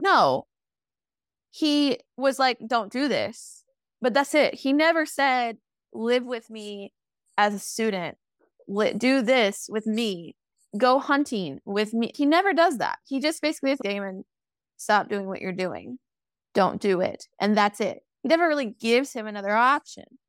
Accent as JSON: {"language": "English", "region": "Kentucky", "country": "United States", "moved": "yes", "said": "I'm always gonna be a Kentucky girl"}